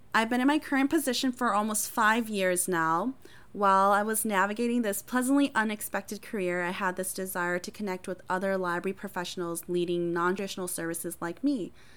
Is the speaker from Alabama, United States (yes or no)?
no; Appleton, Wisconsin, United States; first language Hmong; English is a second language; also born or lived in Thailand; I was born in a refugee camp in Thailand. My family and I moved to the United States and resettled in Appleton, Wisconsin, and I've called it home since then